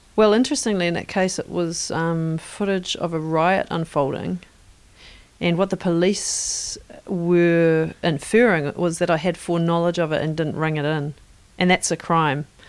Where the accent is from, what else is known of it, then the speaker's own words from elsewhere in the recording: Northern Ireland, United Kingdom; now in New Zealand; growing up in Northern Ireland, where the helicopter was a large part of the texture of what was around